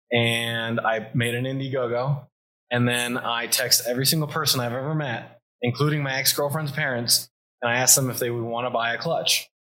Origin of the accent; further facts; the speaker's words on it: South Florida, United States; I'm from South Florida. I grew up in a really amazing family